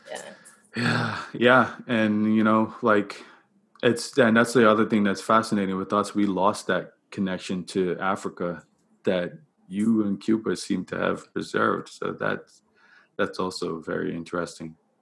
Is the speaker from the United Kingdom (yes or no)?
no; Bermuda; I I grew up in Bermuda. That's where I'm I'm from